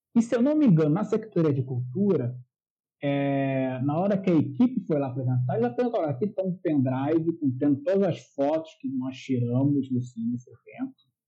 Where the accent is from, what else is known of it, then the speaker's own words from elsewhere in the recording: Rio de Janeiro, Brazil; Eu sou carioca